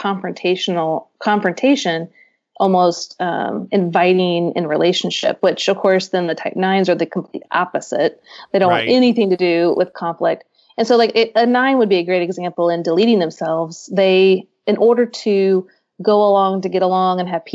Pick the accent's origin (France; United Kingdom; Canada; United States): United States; Midwest; now in Nashville, United States; I'm from the Midwest, and I live in Nashville now